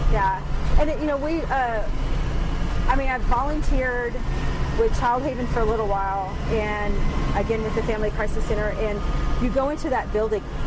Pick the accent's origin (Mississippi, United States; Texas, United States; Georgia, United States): Texas, United States; Kilgore; moved away as an adult; also born or lived in Dallas, Texas; now in Farmington, United States; I was born in Dallas, grew up in East Texas in Kilgore, Texas.